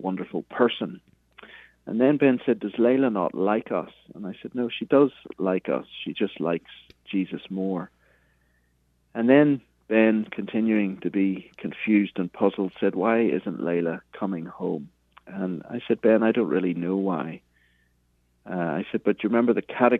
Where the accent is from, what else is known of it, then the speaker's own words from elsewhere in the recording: Belfast, Northern Ireland, United Kingdom; moved away as an adult; also born or lived in Cambridge, England; now in United States; I'm from Belfast, Northern Ireland, originally, as you can hear from the accent.